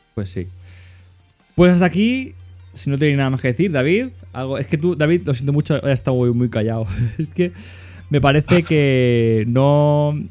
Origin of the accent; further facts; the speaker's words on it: Catalonia, Spain; como soy catalán